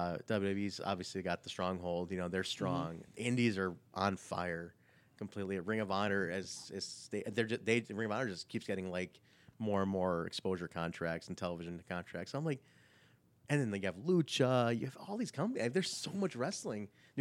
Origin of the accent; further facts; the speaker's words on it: Pakistan; So I'm Pakistani, so like in so India, in that area where they were taping, it's a similar language.